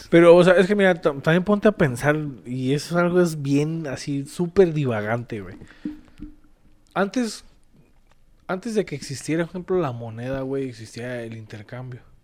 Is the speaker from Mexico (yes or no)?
yes; Mexico; como mexicanos